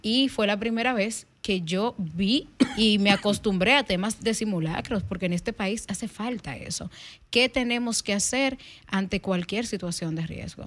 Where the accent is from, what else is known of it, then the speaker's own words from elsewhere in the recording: Dajabón, Dominican Republic; yo soy de la zona fronteriza, soy de Dajabón.